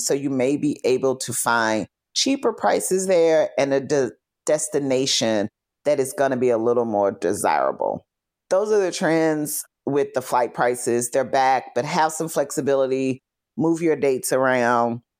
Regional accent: Fort Worth, Texas, United States; moved away as an adult; also born or lived in Chicago; I'm from Fort Worth

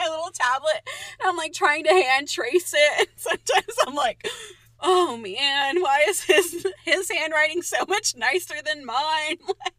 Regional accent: California, United States

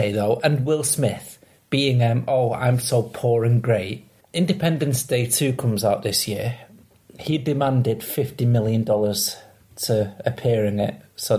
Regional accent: Manchester, North West England, United Kingdom; moved away; See, I come from Manchester, and they seem to love it round there. The really proper shithole where I come from, a place called Newton Heath.

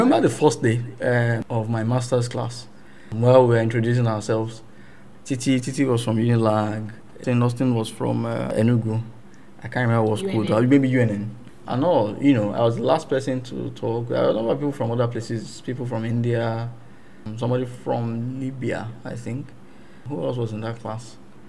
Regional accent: England, United Kingdom; born there; I was born in England.

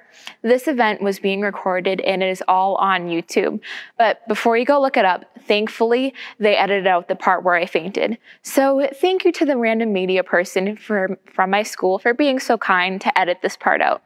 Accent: Everett, United States; I grew up in Everett and attended Calvary Christian Church in Linfield

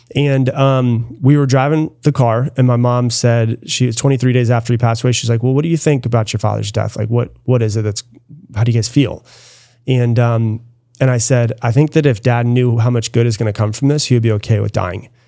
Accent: Florida, United States; now in Austin, United States; I grew up in Florida

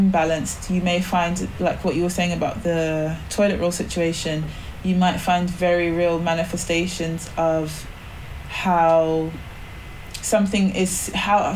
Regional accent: Barbados; moved away; I grew up in the Caribbean, I grew up in Barbados

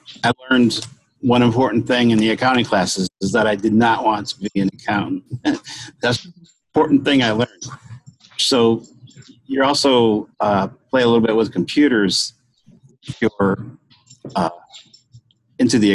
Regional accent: Michigan, United States; my hometown in Michigan

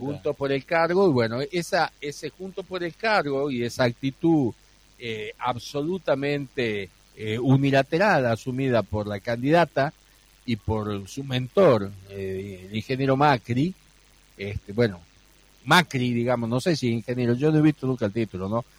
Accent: Embarcación, Salta, Argentina; mi pueblo natal, de embarcación

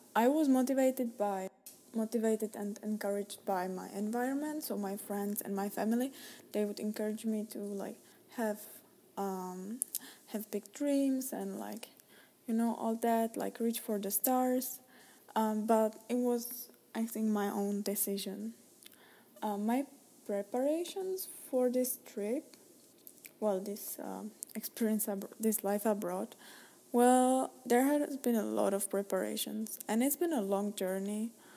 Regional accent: Czechia; moved away as an adult; now in United States; I'm Czech, I'm Czech, I'm from Czech Republic

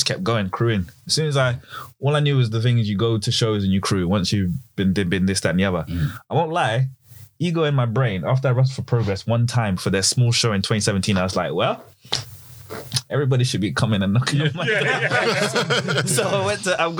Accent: London, United Kingdom; I grew up in Old Street.

